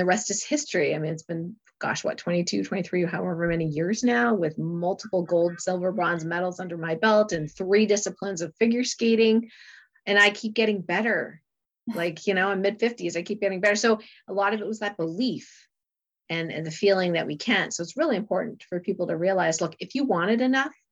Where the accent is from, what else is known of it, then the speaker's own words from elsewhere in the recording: Canada; moved away as an adult; also born or lived in Lake Placid, New York; when I moved to Lake Placid from Canada